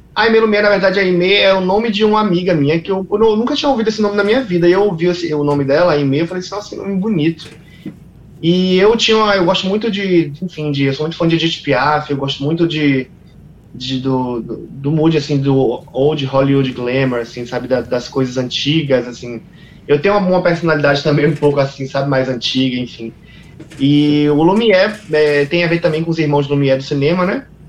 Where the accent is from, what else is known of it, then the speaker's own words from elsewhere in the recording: Salvador, Bahia, Brazil; tenho muito orgulho de ser quem eu sou e de vir de onde eu vim, né? Que é de Salvador.